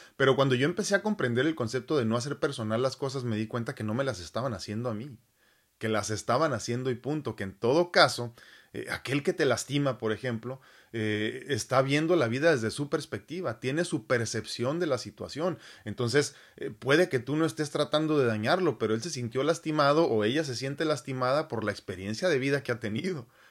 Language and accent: Spanish; Mexico City, Mexico; si yo nací en México, Distrito Federal